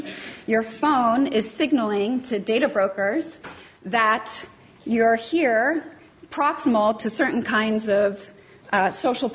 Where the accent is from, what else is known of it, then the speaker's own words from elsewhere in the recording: United States; I come from the United States.